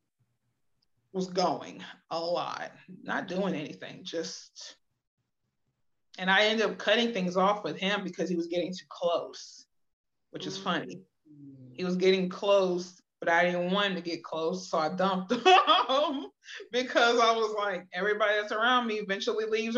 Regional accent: Akron, Ohio, United States; my mom and I for years were living in Akron, because that's my hometown, from Akron, Ohio

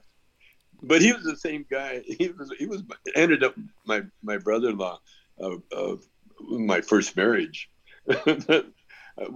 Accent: Canada; I grew up in Canada

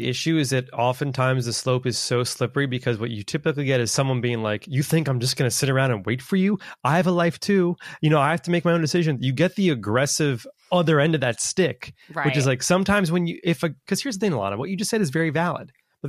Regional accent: United States; I'm American, he is French. I don't know the like Germany, American, French sauces.

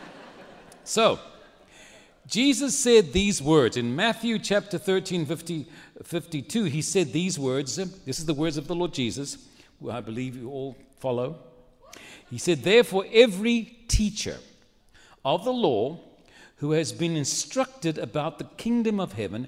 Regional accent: Cape Town, Western Cape, South Africa; moved away as an adult; now in San Antonio, United States; I was born and raised in Cape Town, South Africa

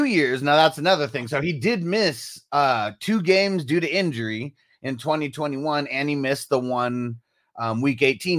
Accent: Midwest, United States; I'm from the Midwest

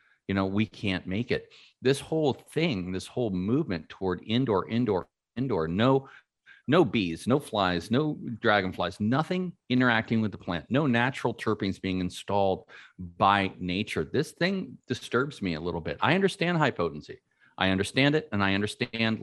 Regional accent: San Francisco Bay Area, California, United States; I'm a NorCal guy, right? I'm from San Francisco Bay Area. I grew weed since I was 14 years old

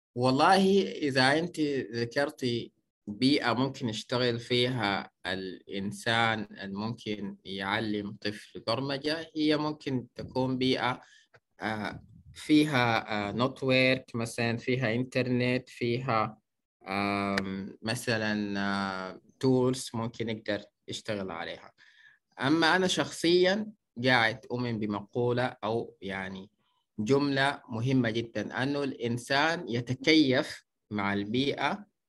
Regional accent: Kosti, White Nile, Sudan; من مواليد مدينة كوستي نشأت وترعرعت في ولاية النيل الأبيض

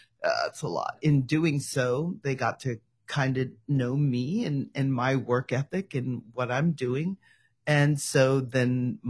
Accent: Bay Area, California, United States; moved away as an adult; also born or lived in Hawaii / Oregon; I am originally from California. I'm a West Coast girl, born in the Bay Area, and then married a Hawaiian, moved to Hawaii, had my daughter there, moved back, farmed in Oregon

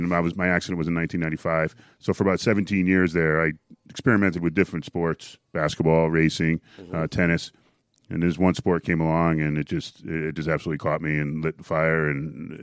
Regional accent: Connecticut, United States; I'm from Connecticut, about 2.5 hours away.

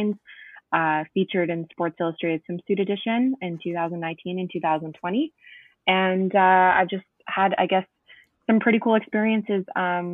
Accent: East Coast, Canada; moved away as an adult; also born or lived in Ottawa; I'm going back to the East Coast, okay. Where I'm primarily from

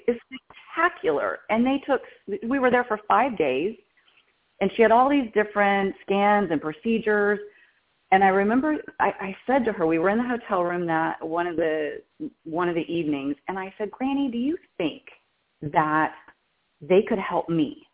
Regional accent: Texas, United States; moved away as an adult; now in California, United States; I'm from Texas

